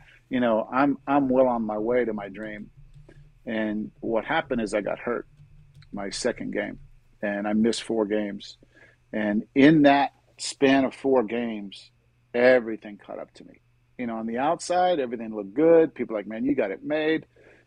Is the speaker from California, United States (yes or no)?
no; Miami, Florida, United States; also born or lived in Pittsburgh, Pennsylvania / Jacksonville, Florida; I grew up in Miami